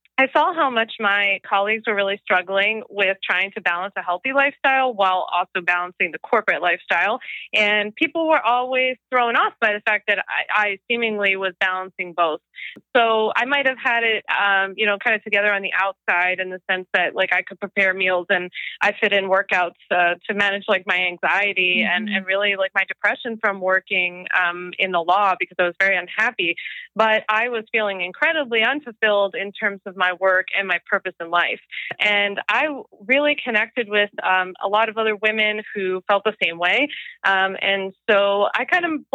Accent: Philadelphia, Pennsylvania, United States; in my hometown in Philly

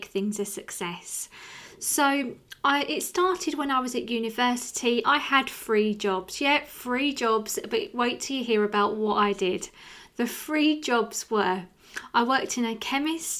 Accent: Rochester, South East England, United Kingdom; you can probably tell by my accent, I'm from an area called Rochester

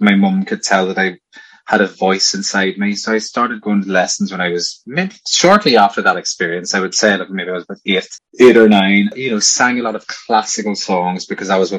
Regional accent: County Tyrone, Northern Ireland, United Kingdom; I'm from County Tyrone

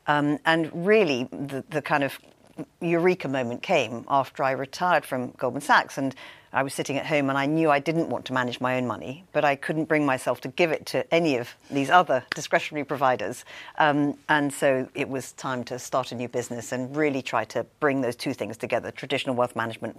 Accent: United Kingdom; I'm British

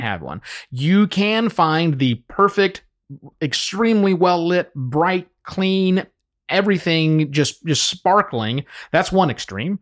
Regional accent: United States; moved away as an adult

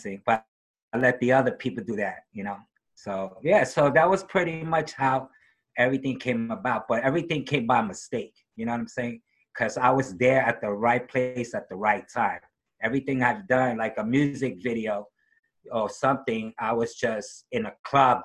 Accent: New York City, New York, United States; also born or lived in Woodside, Queens, New York; I grew up in Harlem, New York, Upper West Side.

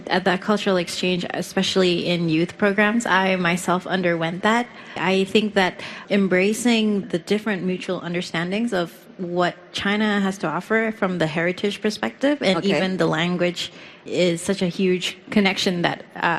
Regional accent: Brunei; I'm from Brunei.

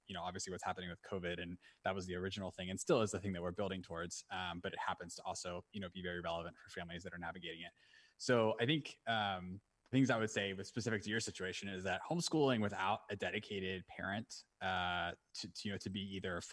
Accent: Orlando, Florida, United States; moved away as an adult; also born or lived in Atlanta, Georgia / Nairobi, Kenya; now in San Francisco, United States; I was actually born in Atlanta and then moved to Florida when I was very young, like 1 or 2 years old. My mom was a public school teacher in Atlanta. And then we moved to Florida. And then I grew up in Orlando

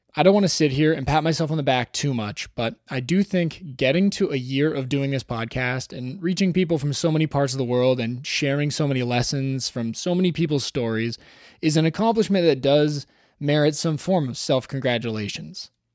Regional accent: Toronto, Ontario, Canada; Toronto, my hometown

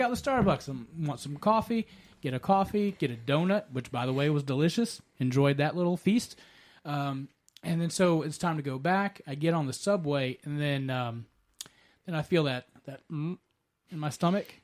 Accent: the South, United States; I'm an American uh, boy, the Southern

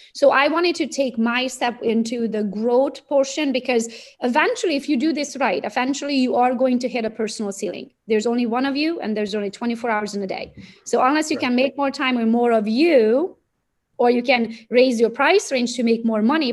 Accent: Transylvania, Romania; moved away as an adult; now in United States; I was born and raised in Romania, Transylvania

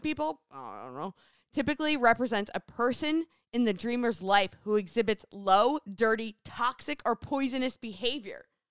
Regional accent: New Jersey, United States; moved away as an adult; now in Seattle, United States; born and raised in New Jersey, went to Rutgers University

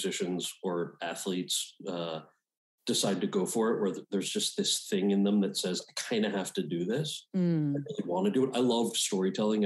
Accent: United States; I grew up outside of New York City

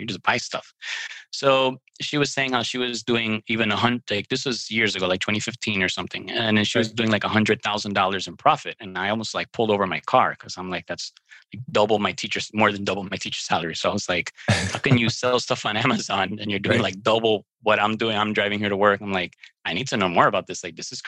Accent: New York City, New York, United States; born there; now in Miami, United States; I live in Miami, Florida. I was born in New York City, Brooklyn. I'm Cuban, soy cubano.

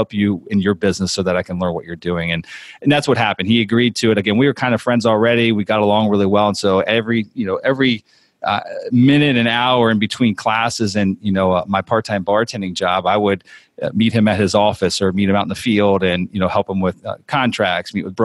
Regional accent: Harrisburg, Pennsylvania, United States; moved away as an adult; now in Clearwater, United States; where I'm from is Pennsylvania. So I was born and raised in Harrisburg, Pennsylvania

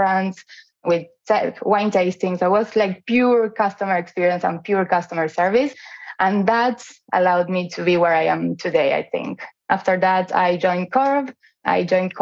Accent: Argentina; moved away as an adult; also born or lived in Auckland, New Zealand; I'm from Argentina, so I worked there for big companies such as Amex or Zurich Insurance

